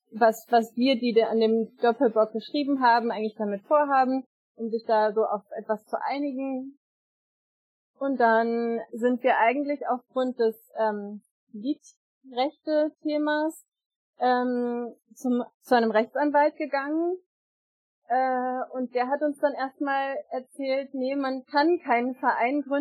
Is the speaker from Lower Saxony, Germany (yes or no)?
yes; Einbeck, Lower Saxony, Germany; ich komme aus Einbeck.